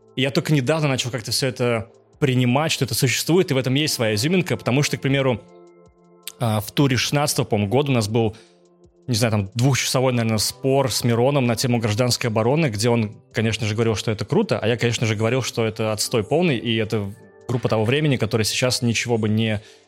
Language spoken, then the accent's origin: Russian; Naberezhnye Chelny, Tatarstan, Russia; я учился и жил в Челнах, набережных Челнах